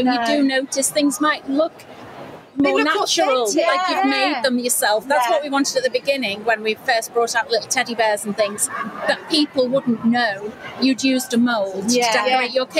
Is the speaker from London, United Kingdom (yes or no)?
no; Wirral, North West England, United Kingdom; You can probably tell by my accent, we're from near Liverpool. If I say the Wirral, nobody's ever heard of it. So I say near Liverpool.